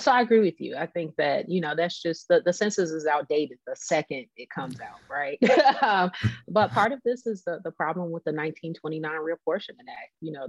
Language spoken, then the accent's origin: English; California, United States; moved away; also born or lived in Illinois; my home state of California